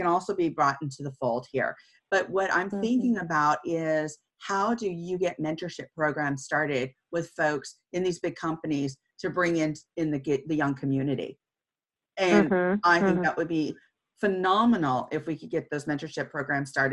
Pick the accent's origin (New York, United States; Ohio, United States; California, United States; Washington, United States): California, United States; Santa Cruz; I grew up in California. I grew up in Santa Cruz, which was just right outside of the Bay Area.